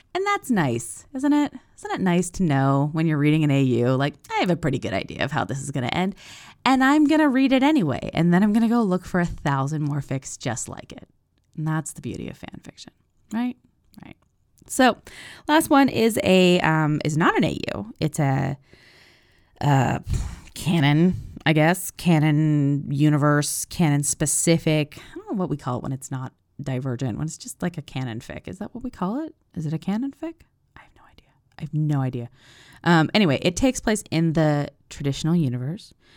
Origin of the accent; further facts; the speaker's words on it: United States; I'm an American